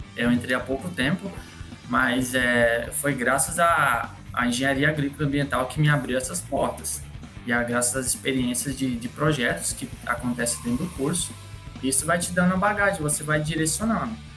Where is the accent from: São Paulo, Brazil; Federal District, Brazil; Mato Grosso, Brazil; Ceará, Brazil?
Mato Grosso, Brazil; Tesouro; now in Rondonópolis, Brazil; Eu, sou... eu, vim de Tesouro, Mato Grosso